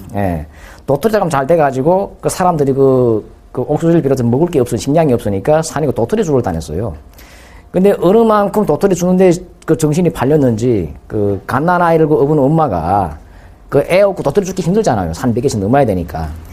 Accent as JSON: {"language": "Korean", "town": "Chongjin", "region": "North Hamgyong", "country": "North Korea", "tie": "born or raised there", "moved": "as an adult", "lives_now": "South Korea", "said": "그 청진에서 태어나고 청진 그 의학대학 졸업했습니다."}